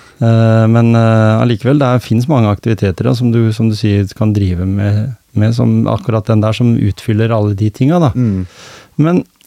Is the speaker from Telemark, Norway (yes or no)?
yes; Gjemse, Telemark, Norway; da jeg vokste opp her på Gjemse